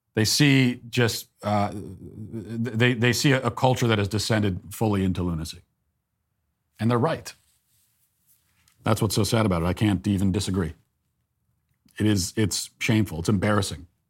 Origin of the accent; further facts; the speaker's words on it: United States; I'm an American